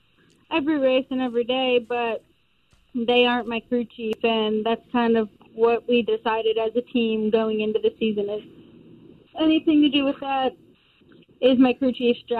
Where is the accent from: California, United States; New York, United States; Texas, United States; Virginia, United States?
New York, United States; moved away as an adult; now in Denver, North Carolina, United States; I'm actually from New York, but our race team is based in Denver, North Carolina. So that is where I've relocated probably around 7 months ago at this point.